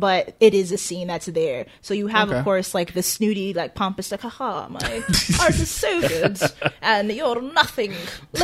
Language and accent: English; New York City, New York, United States; I was born and raised in Staten Island